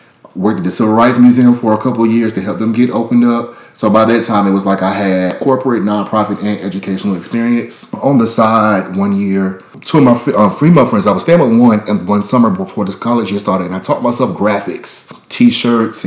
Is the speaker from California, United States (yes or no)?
no; Rocky Mount, North Carolina, United States; I'm from Rocky Mount, North Carolina originally